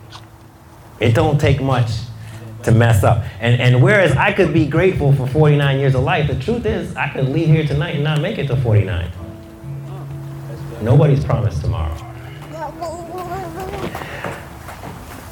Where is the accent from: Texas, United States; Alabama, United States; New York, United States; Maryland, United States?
New York, United States; New York City; I grew up in Queens in New York